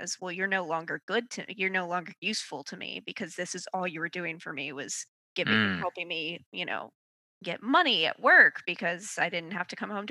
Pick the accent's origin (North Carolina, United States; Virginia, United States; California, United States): Virginia, United States; Mechanicsville; I grew up in a Southern conservative church going community. Where'd you grow up? Mechanicsville, Virginia